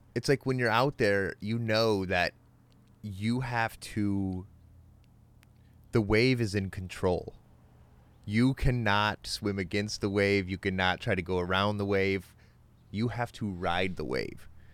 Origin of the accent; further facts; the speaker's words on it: United States; I'm from America